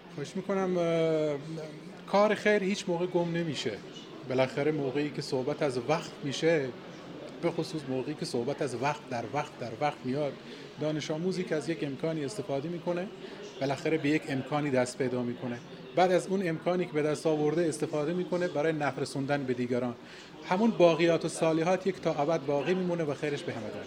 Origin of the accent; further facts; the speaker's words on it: Saravan, Sistan and Baluchestan, Iran; کاری که من در واقع در منطقه خودم در شهرستان سراوان کردم